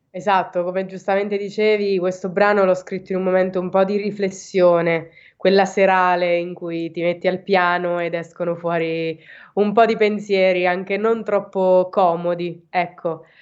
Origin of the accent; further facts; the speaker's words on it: Province of Teramo, Abruzzo, Italy; vengo dall'Abruzzo, in provincia di Teramo